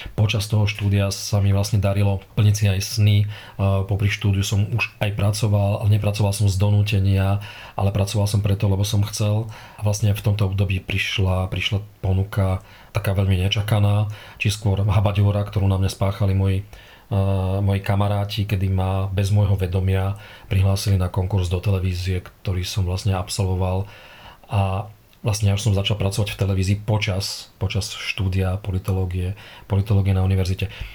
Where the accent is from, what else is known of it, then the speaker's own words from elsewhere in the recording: Trnava, Trnava Region, Slovakia; Ja som Trnavčan, Trnaučan s veľkým T a s F uprostred, lokál patrióda